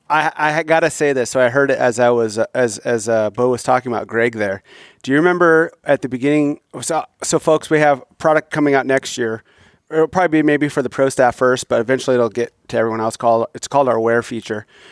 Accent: Midwest, United States; I grew up in the Midwest hunting agriculture

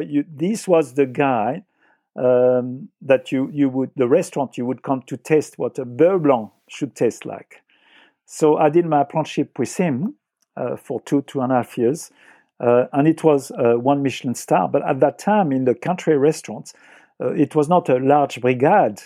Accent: France; accent: French; English is a second language; moved away as an adult; also born or lived in Paris, France / London, United Kingdom; now in Australia; I was born on the Loire Valley.

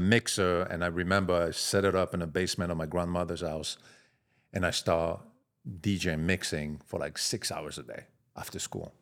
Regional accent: Marseille, Provence-Alpes-Côte d'Azur, France; accent: French; moved away; I'm from Marseille, south of France.

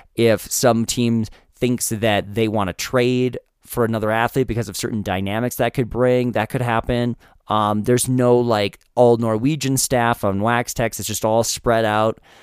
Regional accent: United States; as an American

